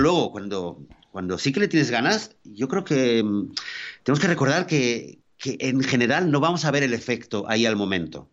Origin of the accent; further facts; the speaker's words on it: Spain; moved away; pues yo soy español